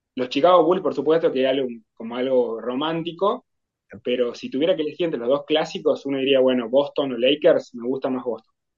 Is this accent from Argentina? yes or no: yes; Tucumán, Argentina; Como tucumano